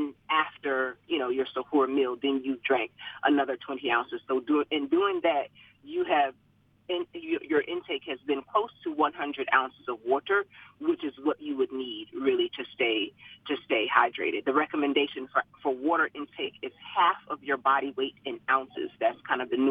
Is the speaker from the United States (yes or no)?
yes; Savannah, Georgia, United States; I grew up in Savannah, Georgia, so we're deep south